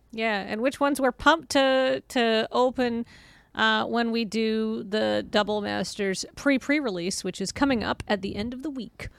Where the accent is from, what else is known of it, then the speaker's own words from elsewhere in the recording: Canada; we're Canadian